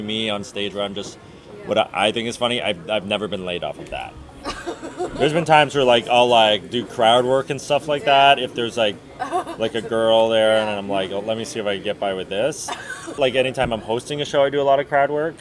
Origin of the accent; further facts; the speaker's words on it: Oshawa, Ontario, Canada; I'm from Oshawa